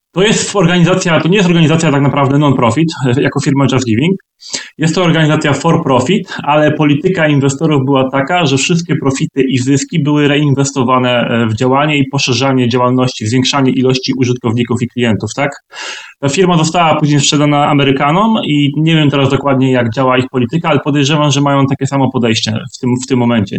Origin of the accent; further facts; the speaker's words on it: Twardogóra, Lower Silesian Voivodeship, Poland; moved away as an adult; also born or lived in Wrocław; now in London, United Kingdom; pochodzę w sumie z Wrocławia, spod Wrocławia, z takiej małej miejscowości o nazwie Twardogóra